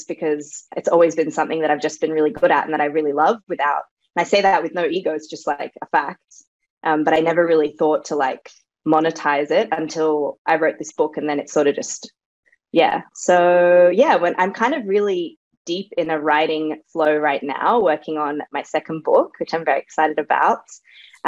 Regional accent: Sydney, New South Wales, Australia; first language Serbo-Croatian; English is a second language; moved away as an adult; also born or lived in Bosnia / London / Berlin; now in Paris, France; I was born in Europe, in former Yugoslavia or Bosnia nowadays, but I grew up in Sydney

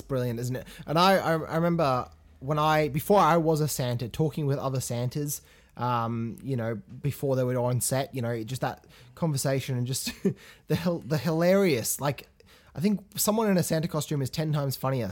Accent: England, United Kingdom; moved away; I grew up in England

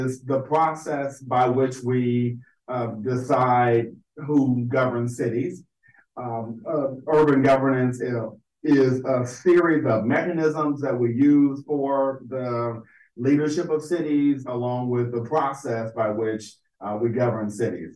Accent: Hattiesburg, Mississippi, United States; moved away as an adult; also born or lived in Virginia / New York; now in Fort Lauderdale, United States; I am originally from Mississippi. I grew up in Hattiesburg and graduated from Hattiesburg High School

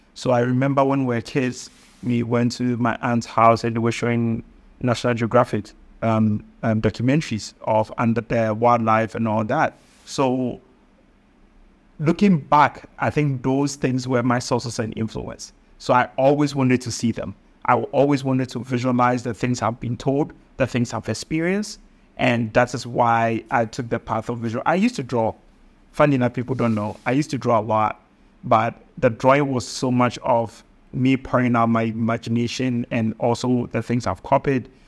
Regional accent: Kumawu, Ashanti, Ghana; I come from Kumbawu in, in the Asante, uh, kingdom

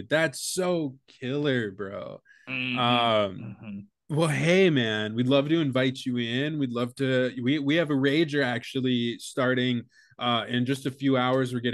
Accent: Connecticut, United States; See, because I'm from Connecticut.

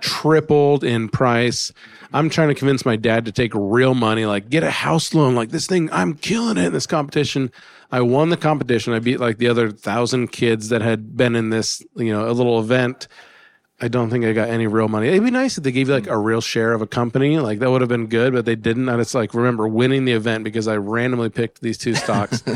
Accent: Alaska, United States; I grew up in Alaska

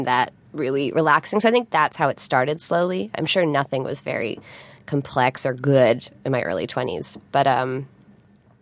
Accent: Vancouver Island, British Columbia, Canada; now in Toronto, Canada; I've lived in Toronto now for 10 years. Mm. But I grew up on Vancouver Island

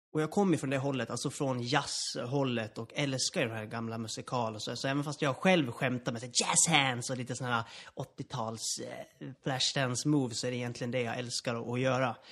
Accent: Borlänge, Dalarna County, Sweden; moved away; also born or lived in Gothenburg; jag kommer ursprungligen från Dalarna, från Borlänge

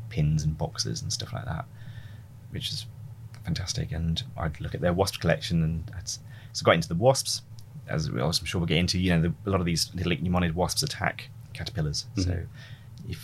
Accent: the Wirral, near Liverpool, North West England, United Kingdom; Where did I grow up? Mostly on the Wirral near Liverpool.

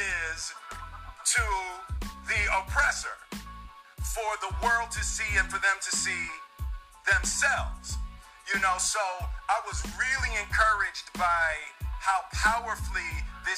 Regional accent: Philadelphia, Pennsylvania, United States; I grew up in Philadelphia.

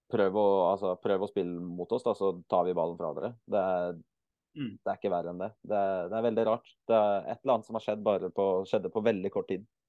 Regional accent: Eastern Norway, Norway; also born or lived in Bergen, Norway; now in Kristiansand, Norway; Jeg er jo født og oppvokst på Østlandet.

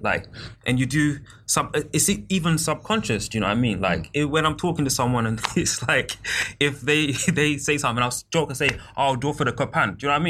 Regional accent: United Kingdom; us being like Black British

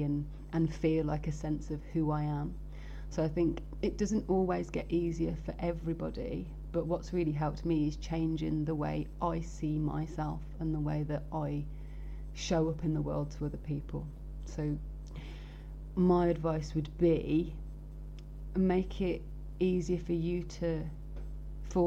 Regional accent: Birmingham, West Midlands, United Kingdom; I'm from Birmingham

